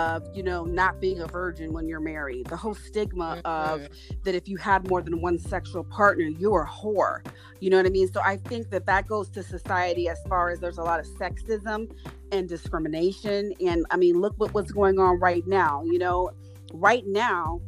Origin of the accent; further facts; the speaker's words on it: Los Angeles, California, United States; I grew up right in South Central Los Angeles